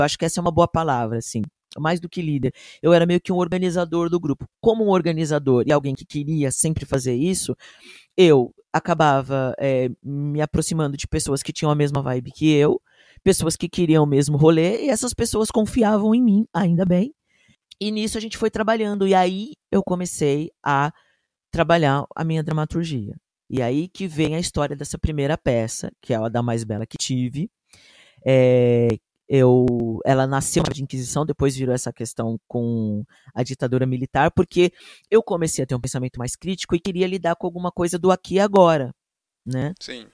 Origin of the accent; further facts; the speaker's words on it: São Paulo, Brazil; eu sou da Zona Norte, nascido e criado aqui